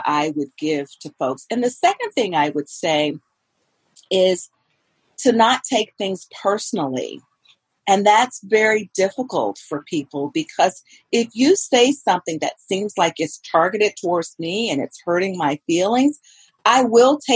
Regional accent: the South, United States; moved away; I am from the South, and we make something called cornbread dressing

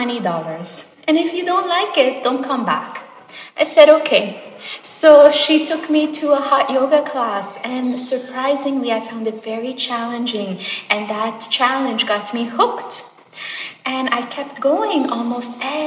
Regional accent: Montreal, Quebec, Canada; moved away as an adult; also born or lived in Sonora, Mexico; now in Saskatchewan, Canada; my family, we moved to Montreal, Quebec when I was 5 years old. And then I grew up there.

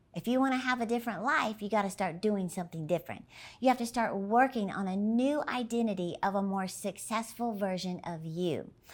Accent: Dallas, Texas, United States; my hometown of Dallas, Texas

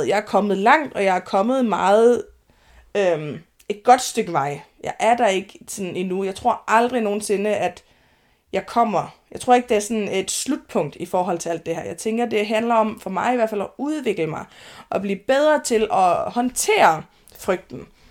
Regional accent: Denmark; moved away as an adult; also born or lived in Høje Taastrup, Zealand; jeg er jyde

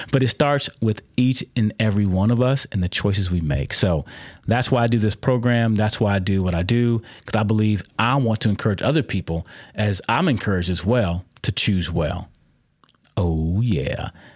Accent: United States; My heritage that I can see comes from America. I'm an American.

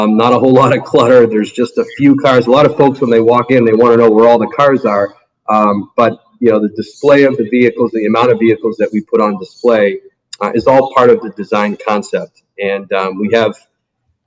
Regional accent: Massachusetts, United States; moved away as an adult; also born or lived in Cleveland, Ohio; now in Naples, United States; I grew up in Massachusetts

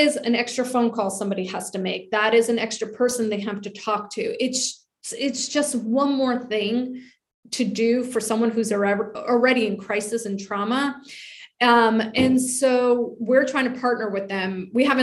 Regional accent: New York, United States; moved away as an adult; now in Charleston, United States; I'm from New York.

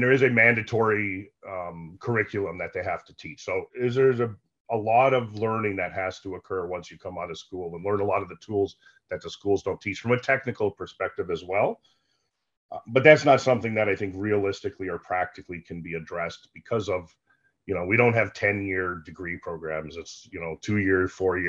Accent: United States; moved away as an adult; now in Canada; I'm an American, but I work in Canada now for the last 13 years

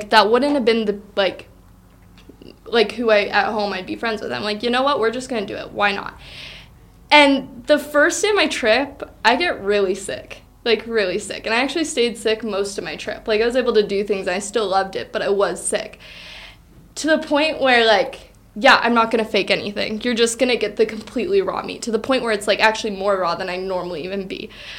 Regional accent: United States; I'm from Washington.

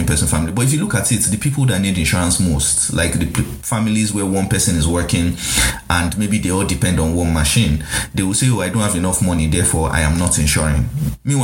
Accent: Nigeria; this is me as a Nigerian

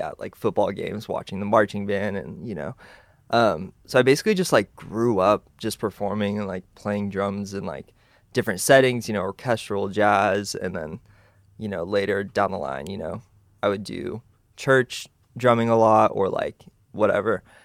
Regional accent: Texas, United States; I was born in Texas, you know, and it was cool because I grew up in like a musical family

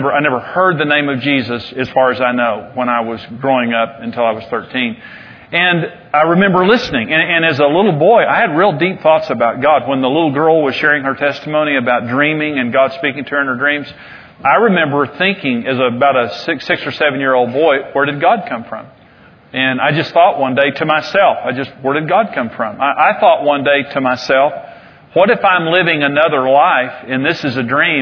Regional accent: Amarillo, Texas, United States; also born or lived in Wellington, Texas; I'm from Amarillo, but I was born in Wellington, Texas

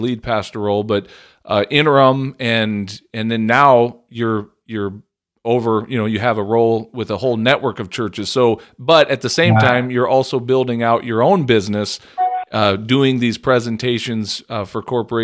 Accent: Central Illinois, United States; I grew up in Central Illinois for a large part of my life

